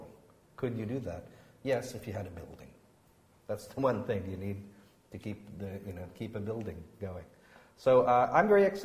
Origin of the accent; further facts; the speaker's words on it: United States; moved away as an adult; now in United Kingdom; I come from the United States